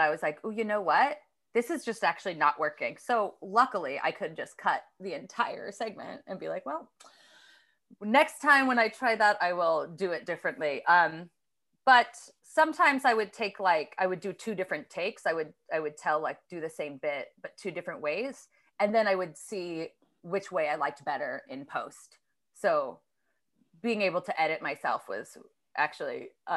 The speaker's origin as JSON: {"language": "English", "region": "Alaska", "country": "United States", "tie": "born or raised there", "moved": "yes", "lives_now": "New York City, United States", "said": "growing up in Alaska"}